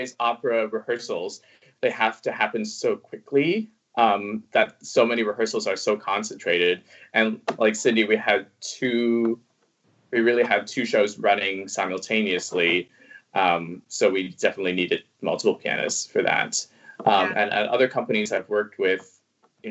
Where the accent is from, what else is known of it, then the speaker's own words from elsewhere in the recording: Toronto, Ontario, Canada; first language Cantonese; English is a second language; also born or lived in Hong Kong; I studied French until I was in grade 11 because I'm from Toronto.